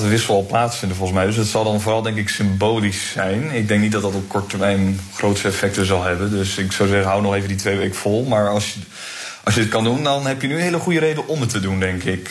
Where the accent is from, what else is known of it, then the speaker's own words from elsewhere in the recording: Groningen, Netherlands; FC Groningen natuurlijk, als Groninger